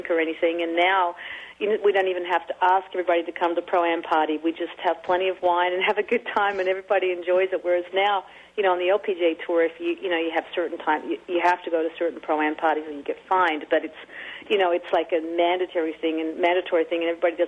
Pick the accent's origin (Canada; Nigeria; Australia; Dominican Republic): Australia; Sydney, New South Wales; moved away; I'm from Sydney